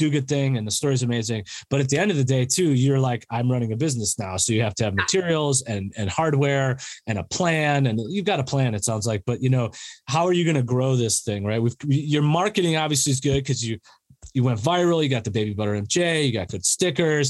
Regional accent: Chicago, Illinois, United States; moved away; I'm from Chicago

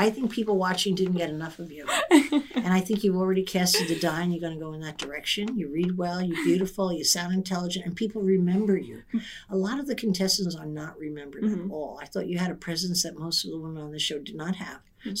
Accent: Ireland; I'm Irish.

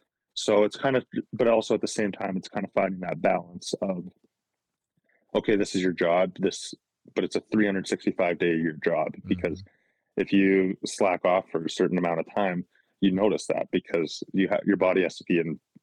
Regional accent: Calgary, Alberta, Canada; Yeah. So like growing up, obviously just being from the city

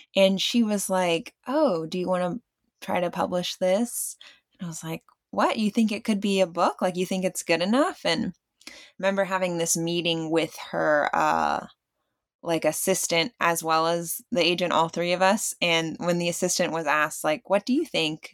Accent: Virginia, United States; moved away as an adult; also born or lived in Bartlesville, Oklahoma; now in Tulsa, United States; I grew up mainly in Virginia, a little bit in Bartlesville, and that was just in summer stays, so my education was, um, in Virginia

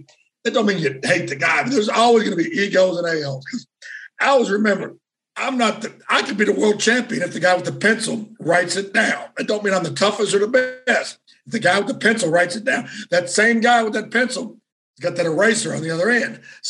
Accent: Deep South, United States; you're from the Southwest. I'm from the Deep South. You don't think it was easy for me to come home as a transsexual?

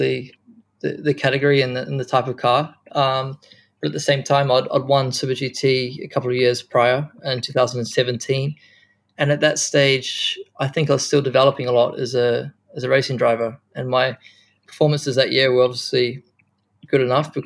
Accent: New Zealand; moved away; also born or lived in Japan; being a Kiwi

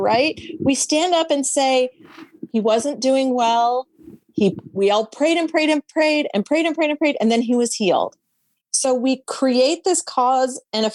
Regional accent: the South, United States; I'm from the South

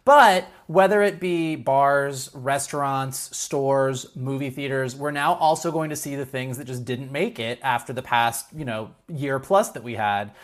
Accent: Gainesville, Florida, United States; now in Los Angeles, United States; growing up in Gainesville, Florida

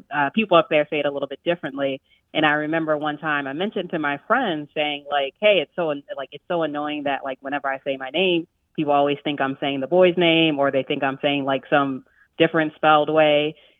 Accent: Baltimore, Maryland, United States; also born or lived in New York; So I grew up in Baltimore, and a lot of the times, like growing up, people didn't really know if I was saying Aaron

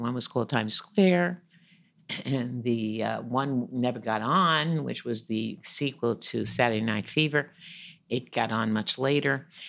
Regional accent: New York, United States; I'm from New York

